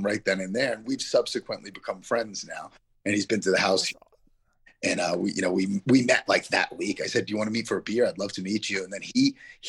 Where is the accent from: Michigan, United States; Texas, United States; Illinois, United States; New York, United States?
New York, United States; Yonkers; I grew up in Yonkers, but my family's in the Bronx